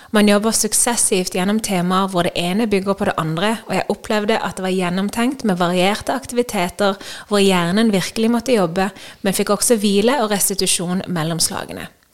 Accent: Norway; moved away as an adult; jeg hjemme i Norge

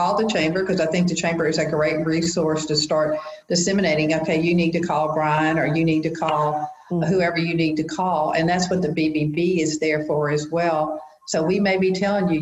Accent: the South, United States; we're from the South

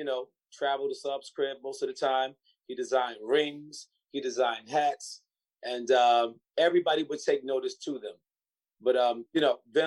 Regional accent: Long Beach, New York, United States; I was born and raised in Long Beach

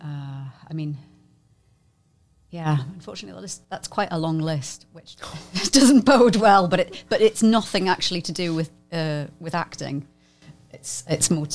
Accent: United Kingdom; I'm just British. It just doesn't go away. I'm just British

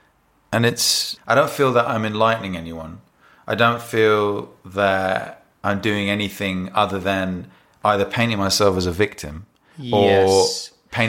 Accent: London, United Kingdom; first language English; even though English is my first language, I was born here.

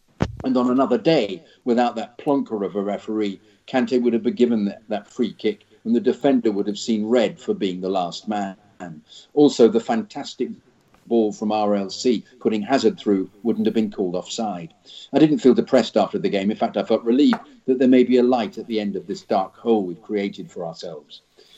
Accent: London, United Kingdom; now in Los Angeles, United States; I'm originally from London, but 4 years ago I moved to Los Angeles to launch a tech startup.

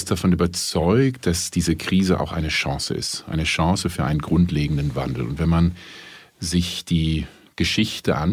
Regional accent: Berlin, Germany; Ich bin Berliner, Deutscher und Europäer.

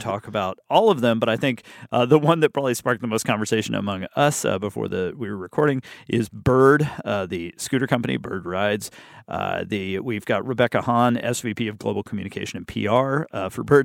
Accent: Birmingham, Alabama, United States; I started in my hometown in Birmingham, Alabama

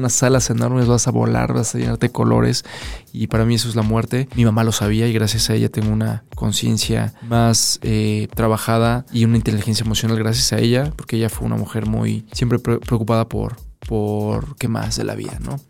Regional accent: Mexico; somos mexicanos

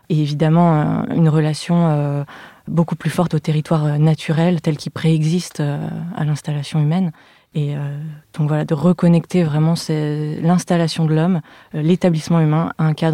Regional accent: Lyon, Auvergne-Rhône-Alpes, France; je suis née et j'ai grandi à Lyon.

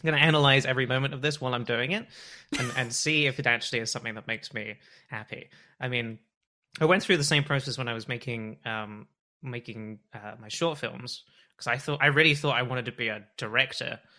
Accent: Bath, South West England, United Kingdom; now in Toronto, Canada; I'm from Bath originally

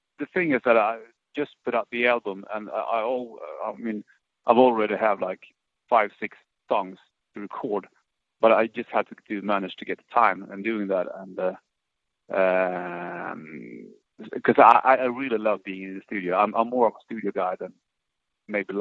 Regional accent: Sweden; born or raised there; now in Stockholm, Sweden

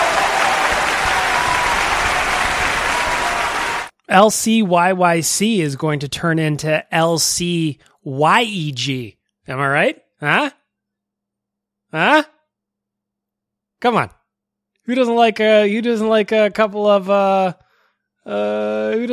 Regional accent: Calahoo, Alberta, Canada; I'm from a small town outside of the city, and I'll always remember that when I was growing up in Kalahoo

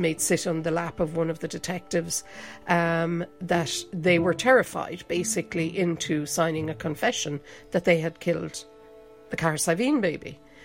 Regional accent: North Kerry, Munster, Ireland; now in Dublin, Ireland; I'm actually from North Kerry

